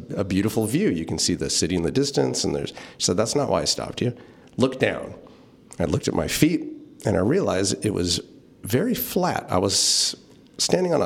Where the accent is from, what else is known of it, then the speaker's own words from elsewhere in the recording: St. Helena, California, United States; I grew up in St. Helena, so I grew up with Goodman's department store right there on Main Street.